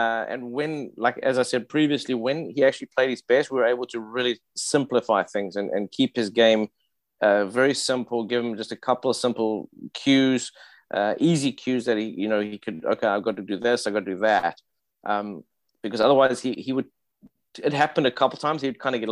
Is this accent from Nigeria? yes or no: no; South Africa; moved away; we're both South African